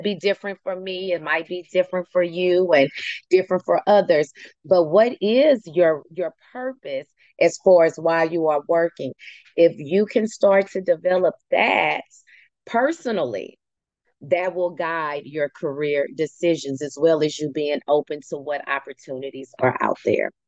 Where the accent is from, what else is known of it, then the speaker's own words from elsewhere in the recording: United States; I can say that because I am one